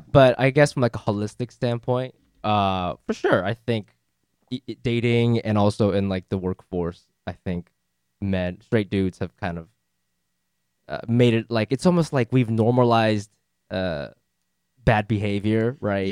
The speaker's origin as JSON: {"language": "English", "country": "Japan", "moved": "yes", "lives_now": "United States", "said": "Japan, where I'm from"}